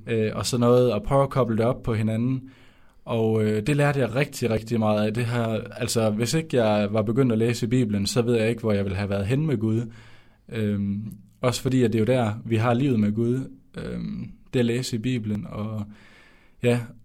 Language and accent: Danish; Skjern, Central Denmark Region, Denmark; moved away as an adult; now in Odense, Denmark; jeg kommer fra Skjern i Vestjylland. Øh, men nu bor jeg i Volsmose i Odense, og det har jeg gjort i tre år